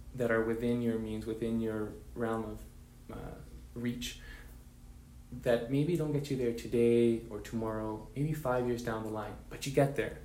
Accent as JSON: {"language": "English", "town": "Vancouver", "region": "British Columbia", "country": "Canada", "tie": "born or raised there", "said": "I come from Vancouver, British Columbia, Canada, to born to Mexican parents"}